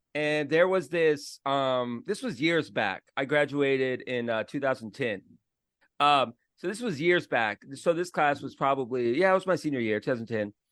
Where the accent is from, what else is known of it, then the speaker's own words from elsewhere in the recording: Florida, United States; I'm from Florida